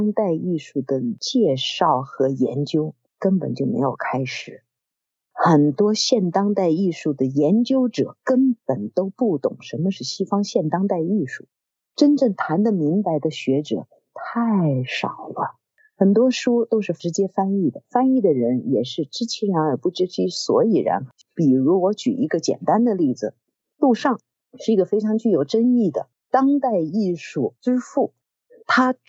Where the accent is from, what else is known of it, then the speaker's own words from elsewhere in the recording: China; 因为我是中国人嘛，因此我对元代对成吉思汗自然要有很亲热的感情。